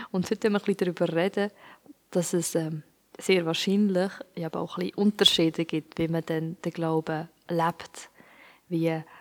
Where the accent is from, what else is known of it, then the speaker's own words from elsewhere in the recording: Switzerland; Und ich bin jetzt in der Schweiz aufgewachsen und bin auch in der Kirche aufgewachsen